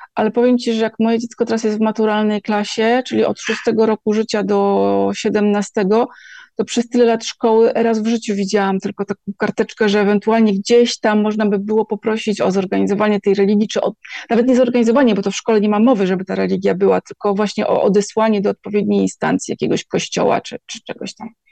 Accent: Gdańsk, Pomeranian Voivodeship, Poland; moved away; ja jestem z Gdańska

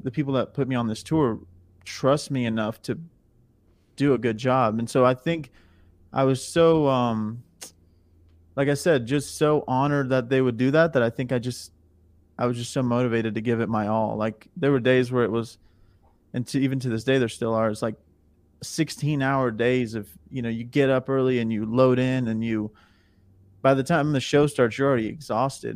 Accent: Missouri, United States; moved away as an adult; now in Nashville, United States; I'm from Missouri

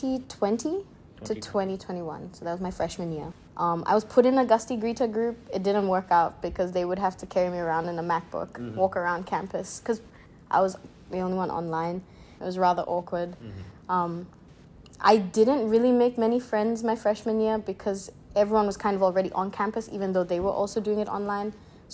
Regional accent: Papua New Guinea; also born or lived in Philippines; Okay, so I am Papua New Guinean. I was born in Papua New Guinea. It's the small island country right above Australia.

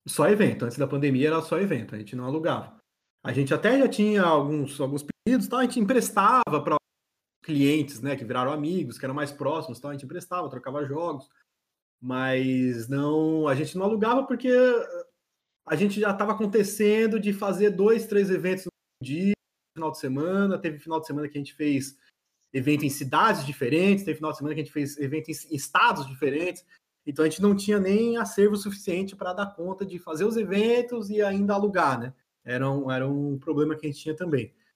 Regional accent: São Paulo, Brazil; moved away as an adult; now in Florianópolis, Brazil; sou natural de São Paulo mesmo, São Paulo capital, sou paulistano

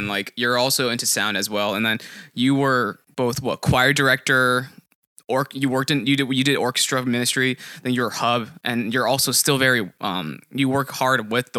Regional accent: Newton, Massachusetts, United States; I'm from Newton, Massachusetts. So similarly to Chris, it's like, it's near Boston, but I also graduated from UMass Amherst, communications degree

